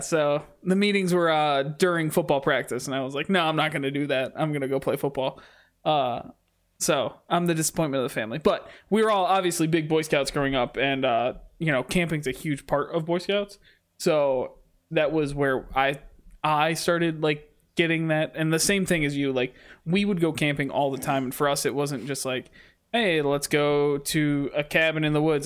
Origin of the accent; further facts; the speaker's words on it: Michigan, United States; Growing up in Michigan, you just love the Red Wings